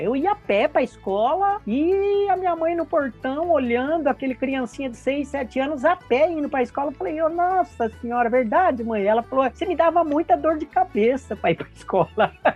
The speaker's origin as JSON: {"language": "Portuguese", "town": "Bauru", "region": "São Paulo", "country": "Brazil", "tie": "born or raised there", "also_born_or_lived": "Andradina", "said": "eu nasci em Andradina e depois, mais ou menos, por volta de 10 anos, é, meu pai foi transferido para Bauru. Aí eu vivi grande parte, né, até 18 anos, 19 anos em Bauru"}